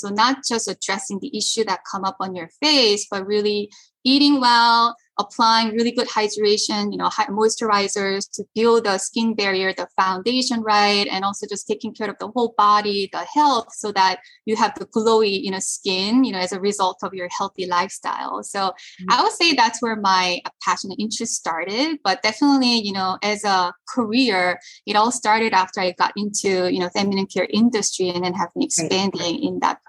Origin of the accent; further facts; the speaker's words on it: South Korea; also born or lived in Paris, France / United States; So I was born in Korea. My family moved to Paris when I was little, and then we moved back to Korea, and then we moved to the US for the first time when I was in middle school, and then my family moved back to Korea.